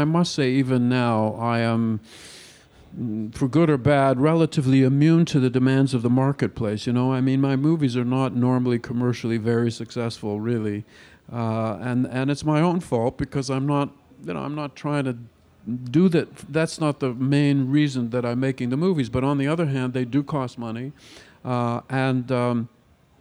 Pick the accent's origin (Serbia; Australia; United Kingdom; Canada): Canada; I'm Canadian